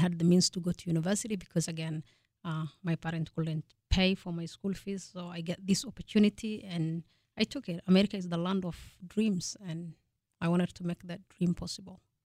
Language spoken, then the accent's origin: English; Kenya; moved away as an adult; also born or lived in Fargo, North Dakota; now in North Dakota, United States; I was born and raised in Kenya